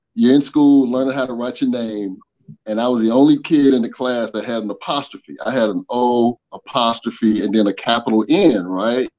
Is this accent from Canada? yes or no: no; Atlanta, Georgia, United States; child of the South, born and raised in Atlanta